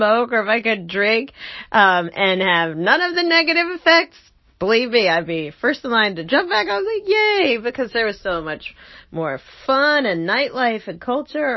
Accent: New Jersey, United States; I'm from Jersey

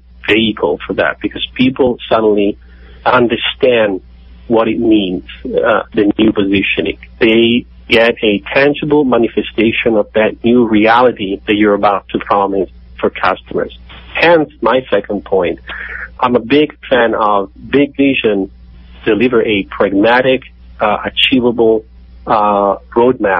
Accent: Rome, Lazio, Italy; I'm from Rome, in Italy.

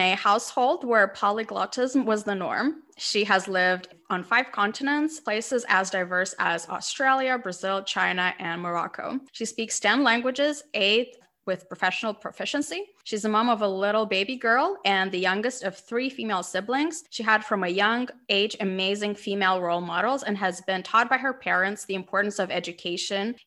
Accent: Moldova; also born or lived in Amsterdam / Bucharest / Chicago / Mexico City; now in London, United Kingdom; I was born in Soviet Union, raised in Moldova, and I'm currently based in London.

